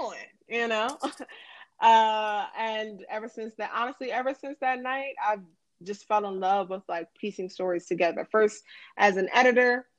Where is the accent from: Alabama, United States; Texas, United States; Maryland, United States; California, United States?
Maryland, United States; Silver Spring; moved away as an adult; also born or lived in Washington, D.C.; now in Chicago, United States; I was born and raised in Silver Spring, Maryland